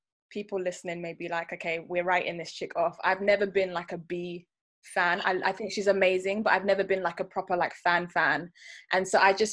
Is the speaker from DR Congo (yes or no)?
no; London, United Kingdom; I am a UK-born, very, very, very proud Nigerian girl.